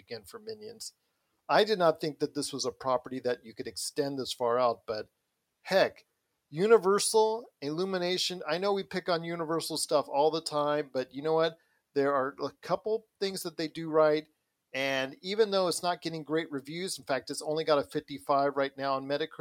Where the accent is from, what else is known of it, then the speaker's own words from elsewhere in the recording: United States; as an American